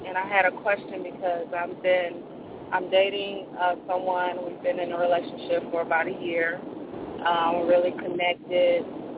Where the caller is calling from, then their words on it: Nashville, Tennessee, United States; I'm calling from Nashville.